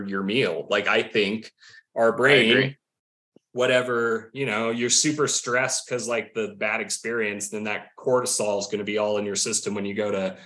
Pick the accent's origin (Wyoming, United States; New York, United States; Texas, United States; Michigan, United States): Wyoming, United States; moved away; growing up in Wyoming, not a ton of culture